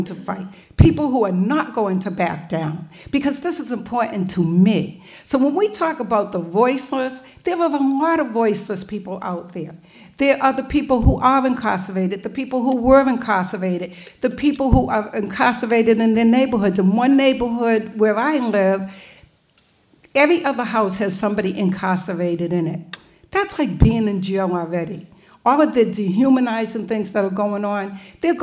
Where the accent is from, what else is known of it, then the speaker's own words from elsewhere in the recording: Boston, Massachusetts, United States; when I was a child growing up in Mission Hill Projects